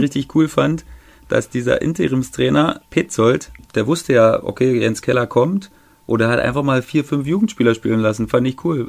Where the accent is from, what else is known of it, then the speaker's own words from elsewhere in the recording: Germany; wir als Deutsche